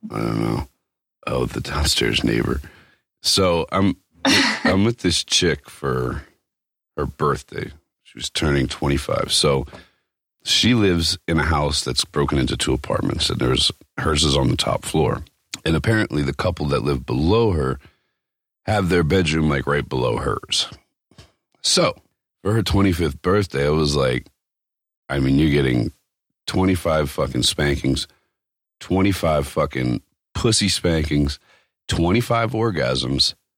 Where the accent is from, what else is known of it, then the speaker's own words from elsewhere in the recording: East Coast, United States; moved away; I grew up on the East Coast